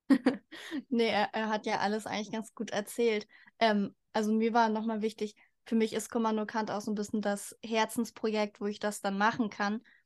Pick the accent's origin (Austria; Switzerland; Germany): Germany; Hamburg; ich komme auch aus Hamburg